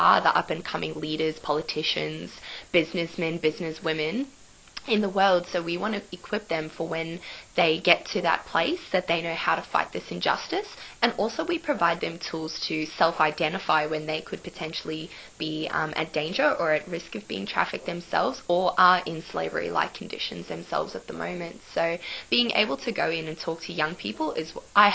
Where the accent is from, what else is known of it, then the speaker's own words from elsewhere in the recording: Cairns, Queensland, Australia; moved away as an adult; now in Sydney, Australia; I'm originally from Cairns in Queensland